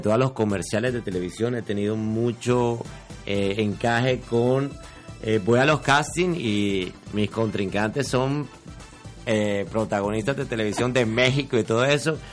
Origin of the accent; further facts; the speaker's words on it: Barranquilla, Atlántico, Colombia; accent: barranquillero; now in Miami, United States; yo soy barranquillero. Nací en Barranquilla, ya tengo mis añitos